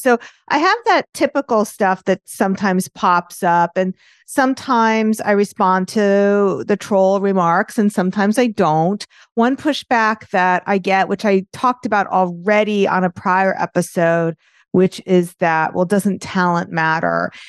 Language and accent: English; New York, United States; accent: New York; my New York accent